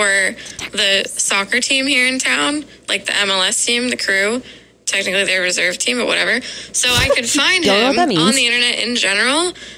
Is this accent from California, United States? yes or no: no; Columbus, Ohio, United States